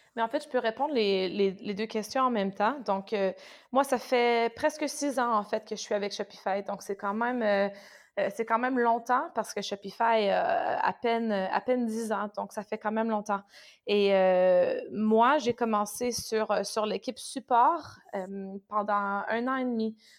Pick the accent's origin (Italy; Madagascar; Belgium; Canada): Canada; also born or lived in France; now in Düsseldorf, Germany; je suis canadienne, donc j'habite à Düsseldorf.